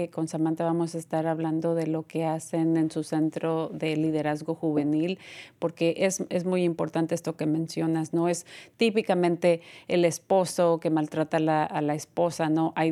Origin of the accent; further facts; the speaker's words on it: Mexico; maltratada porque soy mexicana, porque soy latina, no es aceptable.